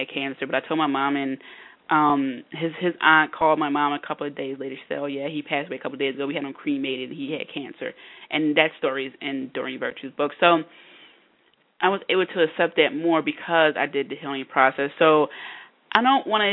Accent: Philadelphia, Pennsylvania, United States; I'm from the Philadelphia area, and I went to LaSalle University

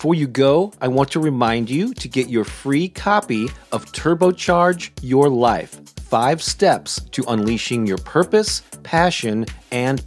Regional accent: St. Louis, Missouri, United States; my hometown of St. Louis, Missouri

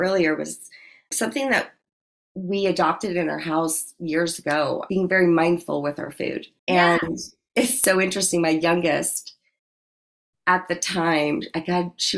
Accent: New Orleans, Louisiana, United States; I am from New Orleans

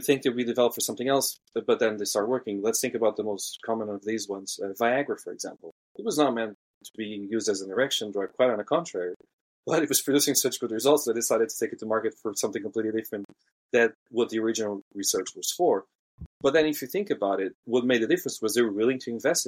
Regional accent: Portugal; I'm from Portugal

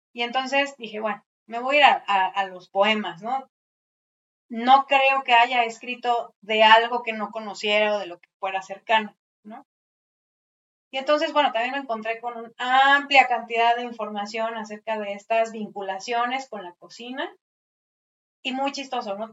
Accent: Mexico City, Mexico; estos edificios que nos dan identidad como chilangos

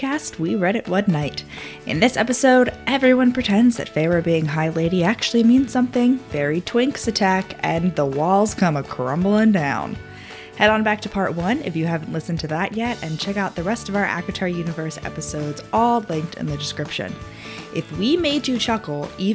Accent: East Coast, United States; we grew up on the East Coast

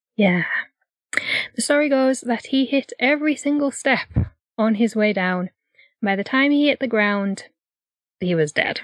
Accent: Whitby, Yorkshire and the Humber, United Kingdom; my hometown. So Whitby

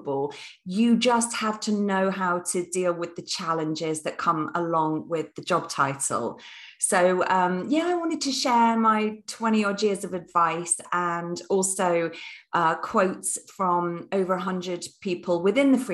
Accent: United Kingdom; I'm British through and through.

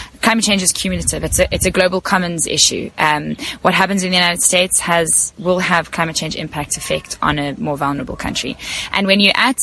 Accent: South Africa; I'm from South Africa

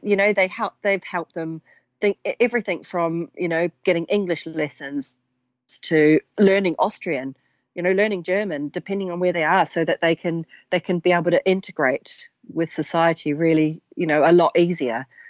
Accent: New Zealand; now in United Kingdom; as a young girl growing up in New Zealand

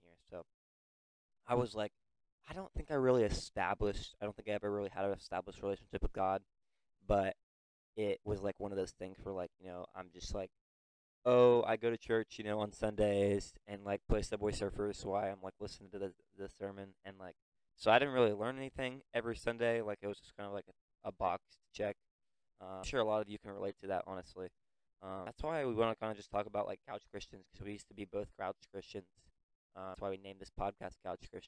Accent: Teays Valley, West Virginia, United States; I grew up in Taze Valley, so I haven't gone here my whole life

